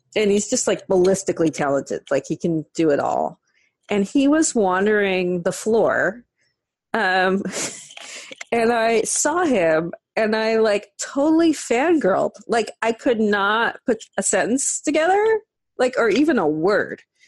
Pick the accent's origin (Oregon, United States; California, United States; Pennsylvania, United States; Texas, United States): California, United States; San Francisco; I grew up in San Francisco in the 70s